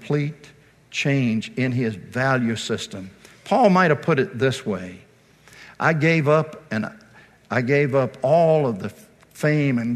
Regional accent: Virginia, United States; moved away; I'm from Virginia originally

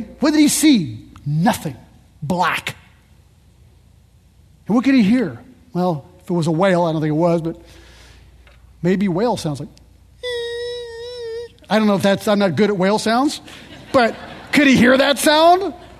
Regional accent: Paris, Île-de-France, France; born there; I was born in Paris. My kids are French.

